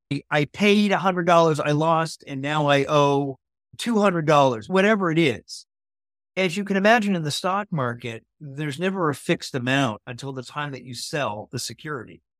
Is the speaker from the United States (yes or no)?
no; Canada; As a Canadian